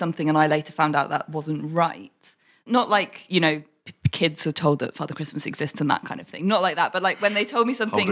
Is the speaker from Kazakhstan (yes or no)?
no; High Wycombe, South East England, United Kingdom; we grew up in near High Wycombe